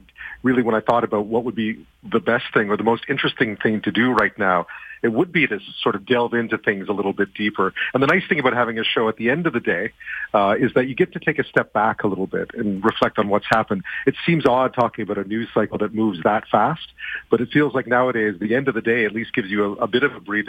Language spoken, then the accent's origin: English; Montreal, Quebec, Canada; also born or lived in Alberta; Yeah, I mean, I grew up in Montreal, but my mom worked for the CBC for a long time, and for CTV as well. I mean, and so I moved around the country a fair amount when I was younger. I lived in Alberta for a while.